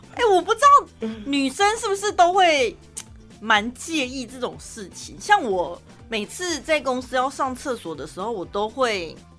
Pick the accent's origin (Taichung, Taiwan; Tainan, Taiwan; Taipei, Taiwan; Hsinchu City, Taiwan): Taichung, Taiwan; accent: Taichung accent; 我们的台中腔